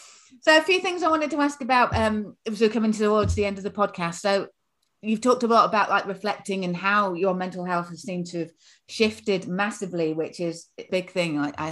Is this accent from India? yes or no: no; Yorkshire and the Humber, United Kingdom; I'm from Yorkshire originally.